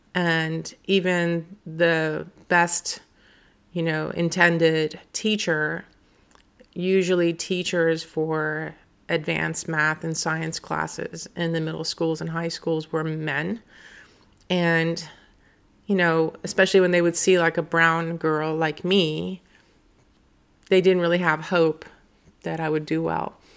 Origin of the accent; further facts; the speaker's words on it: Iran; now in United States; I was an immigrant from Iran